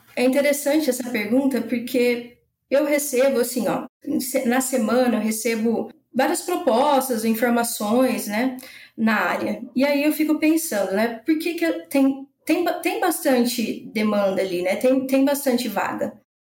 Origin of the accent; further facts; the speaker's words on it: São José do Rio Preto, São Paulo, Brazil; moved away as an adult; also born or lived in Botucatu / São Carlos; now in Lages, Brazil; eu sou de São José do Rio Preto, interior de São Paulo. Eu saí nova de lá, né, para fazer faculdade